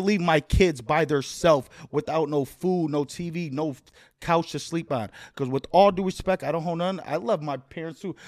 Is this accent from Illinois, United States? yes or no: yes; Chicago, Illinois, United States; moved away; I'm from Humble Park, which is the northwest side of Chicago